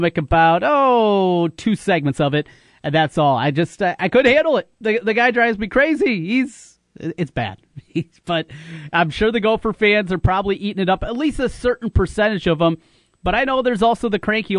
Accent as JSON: {"language": "English", "region": "North Central Iowa", "country": "United States", "lives_now": "Central Iowa, United States", "said": "I'm from North Central Iowa"}